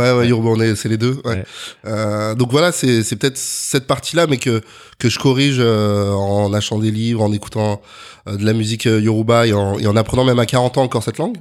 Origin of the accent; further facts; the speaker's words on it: Neuilly-sur-Seine, Île-de-France, France; also born or lived in Colombes; now in Paris, France; je suis né à Colombes, précisément dans 92. Euh, j'ai grandi à Neuilly